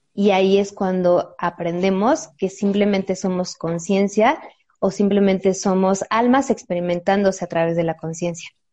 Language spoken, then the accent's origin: Spanish; Mexico; nuestros antepasados como mexicanos